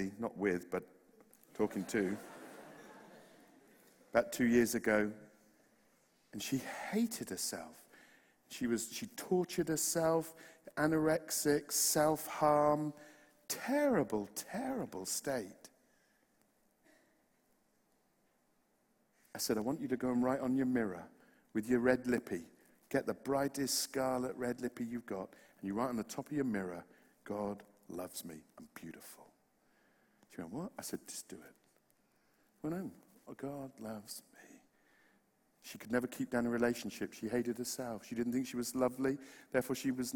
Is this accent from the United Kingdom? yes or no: yes; West Country, Plymouth and Bristol, South West England, United Kingdom; accent: West Country; moved away; I'm from the West Country